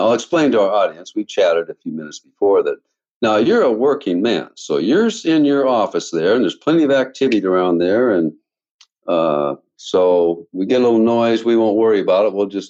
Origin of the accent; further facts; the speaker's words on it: Washington, United States; now in Arizona, United States; I'm from Washington State.